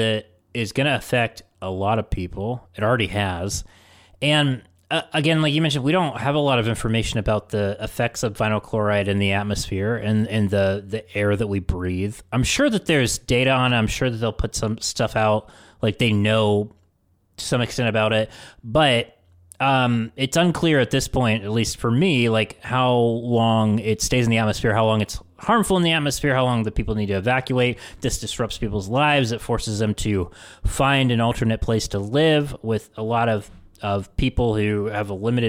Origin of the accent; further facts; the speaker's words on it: Chemical Valley, West Virginia, United States; So growing up in Chemical Valley, we had a lot of shelter in place